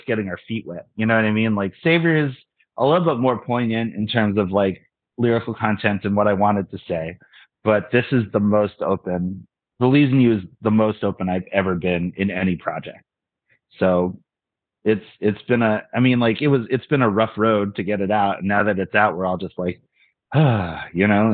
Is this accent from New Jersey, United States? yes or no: yes; Cherry Hill, New Jersey, United States; also born or lived in Philadelphia; I'm from Cherry Hill.